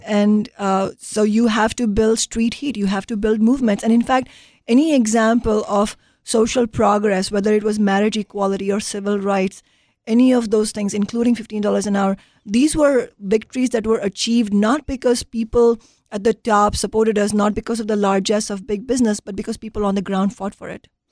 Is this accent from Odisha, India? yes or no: no; Mumbai, Maharashtra, India; moved away as an adult; now in United States; growing up in India